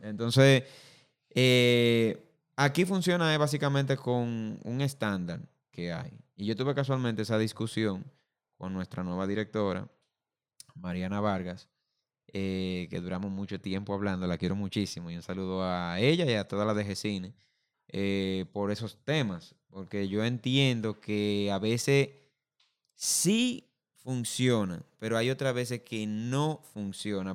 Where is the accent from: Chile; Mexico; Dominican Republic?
Dominican Republic; nosotros como dominicanos